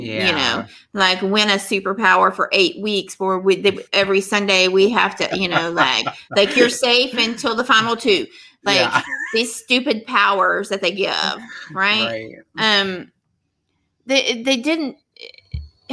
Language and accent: English; Texas, United States; I'm from Texas.